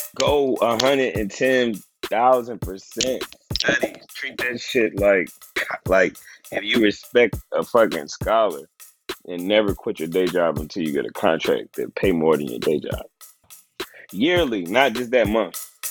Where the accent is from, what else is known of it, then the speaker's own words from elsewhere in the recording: Tennessee, United States; I'm from I'm from Tennessee